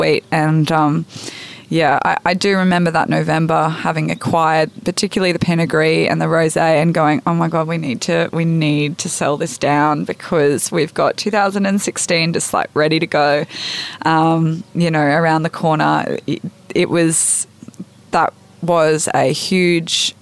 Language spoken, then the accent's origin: English; Brisbane, Queensland, Australia; accent: Australian; now in Arrowtown, New Zealand; I grew up in Brisbane